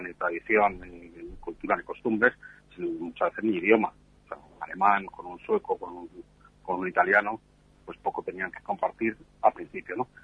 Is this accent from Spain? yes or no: yes; Spain; yo que soy español